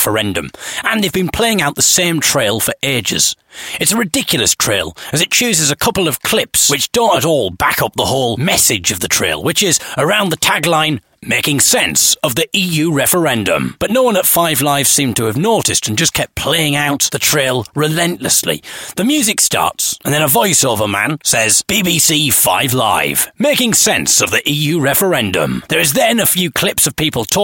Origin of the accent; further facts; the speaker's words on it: Hartlepool, North East England, United Kingdom; moved away; my hometown